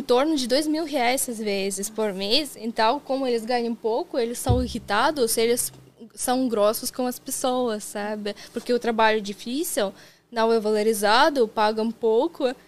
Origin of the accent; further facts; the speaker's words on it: Kazan, Tatarstan, Russia; Portuguese is a second language; moved away as an adult; now in Brazil; eu sou de Kazan, de cidade grande e tudo mais